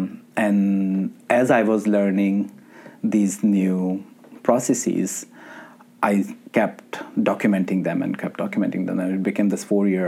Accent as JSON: {"language": "English", "country": "Pakistan", "tie": "born or raised there", "said": "Growing up in Pakistan, and I always thought like Sufism was always about Qawwalis and listening to …"}